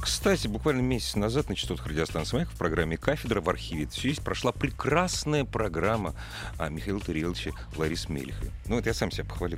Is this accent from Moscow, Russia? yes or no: yes; Moscow, Russia; я как москвич